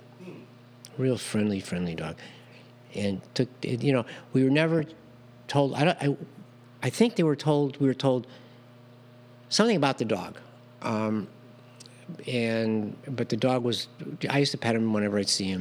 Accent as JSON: {"language": "English", "town": "Chicago", "region": "Illinois", "country": "United States", "tie": "born or raised there", "said": "I grew up in Chicago"}